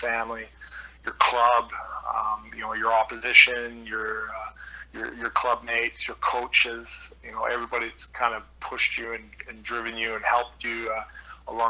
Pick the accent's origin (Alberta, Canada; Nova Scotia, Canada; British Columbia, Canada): British Columbia, Canada; Squamish; moved away as an adult; also born or lived in North Vancouver / Wales / France; growing up in Squamish in the late